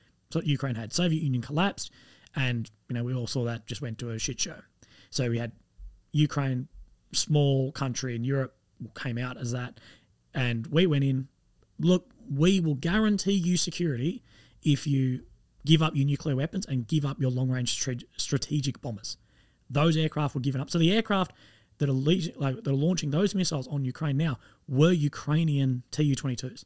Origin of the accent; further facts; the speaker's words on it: Australia; I'm Australian.